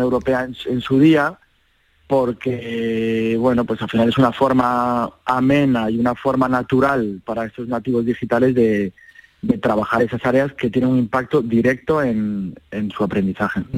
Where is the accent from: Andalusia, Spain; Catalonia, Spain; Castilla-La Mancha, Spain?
Andalusia, Spain; Seville; un sevillano, que soy yo